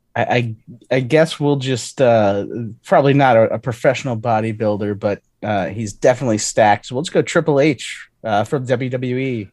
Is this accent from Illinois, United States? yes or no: yes; Chicago, Illinois, United States; I'm from Chicago.